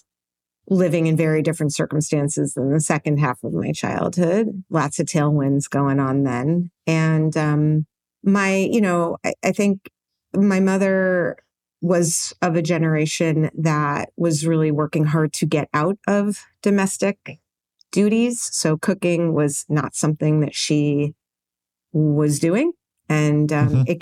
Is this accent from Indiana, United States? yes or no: no; New York City, New York, United States; I was born in New York City in 1972